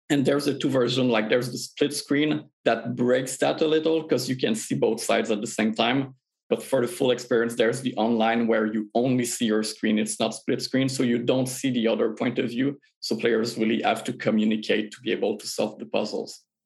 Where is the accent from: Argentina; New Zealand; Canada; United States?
Canada; Quebec; we're all from Quebec in Canada